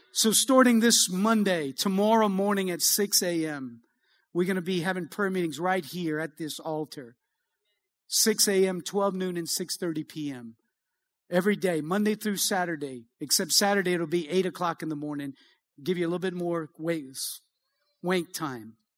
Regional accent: Cajun, Louisiana, United States; I'm a Cajun

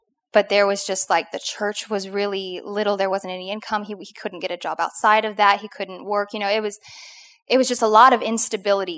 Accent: Oklahoma, United States; now in Louisiana, United States; I grew up completely in Oklahoma

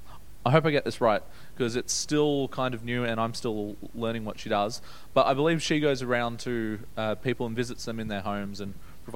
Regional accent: Brisbane, Queensland, Australia; also born or lived in Newcastle, New South Wales; I was born in Newcastle back in 1998, and I was there for a few years. I don't remember it a whole lot. I remember bits and pieces. When I was little, we moved to Brisbane.

